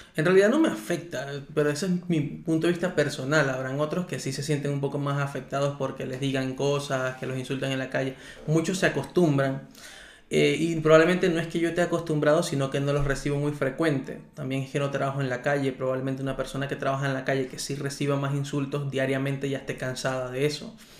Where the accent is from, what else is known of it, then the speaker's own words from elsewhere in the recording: Venezuela; now in Chía, Colombia; yo soy un venezolano igual que todos